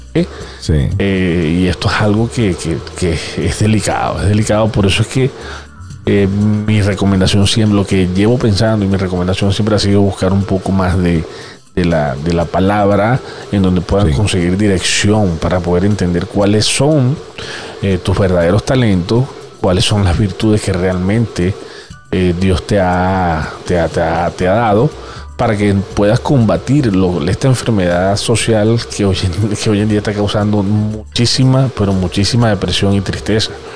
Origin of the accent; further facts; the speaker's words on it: Venezuela; como todo venezolano